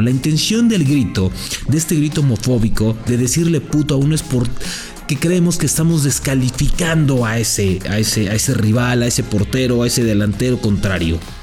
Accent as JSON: {"language": "Spanish", "country": "Mexico", "said": "Así somos los mexicanos, bien desmadrosos, bien dicharacheros"}